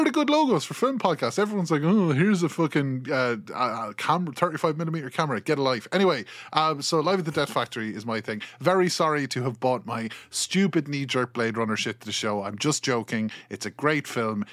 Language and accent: English; Ireland; accent: Kilkenny; I'm from Ireland